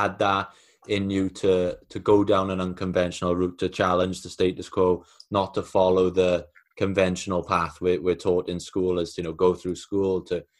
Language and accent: English; Wales, United Kingdom; we're both from Wales, we come from a similar background